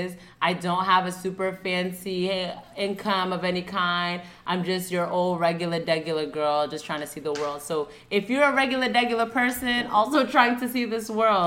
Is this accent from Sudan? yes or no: yes; Sudan; now in United States; I'm from Sudan